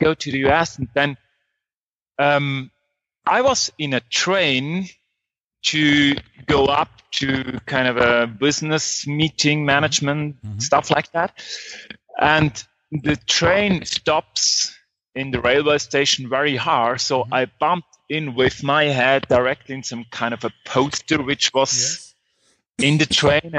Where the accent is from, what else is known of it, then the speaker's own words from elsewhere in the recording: Switzerland; moved away as an adult; now in Guatemala; I grew up in Switzerland and studied there computer science